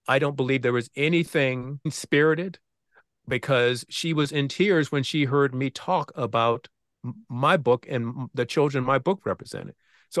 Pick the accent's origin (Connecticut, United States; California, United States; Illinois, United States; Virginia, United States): Virginia, United States; I know from my own experience growing up in Southeastern Virginia that there were many teachers who did not expect that I had the capabilities I had.